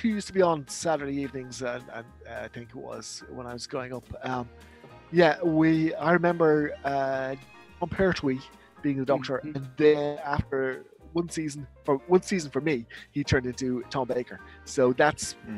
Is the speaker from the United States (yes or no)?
no; Dublin, Leinster, Ireland; I'm from Dublin, Ireland